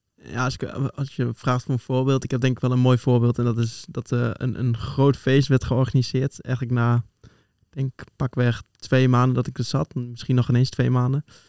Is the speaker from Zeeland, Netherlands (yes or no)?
no; Twente, Overijssel, Netherlands; moved away as an adult; now in Utrecht, Netherlands; oorspronkelijk kom ik uit Twente, geboren en getogen